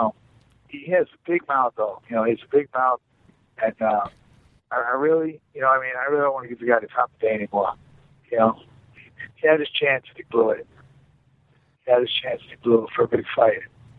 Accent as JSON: {"language": "English", "region": "New York", "country": "United States", "also_born_or_lived": "Michigan", "moved": "yes", "said": "I'm from New York"}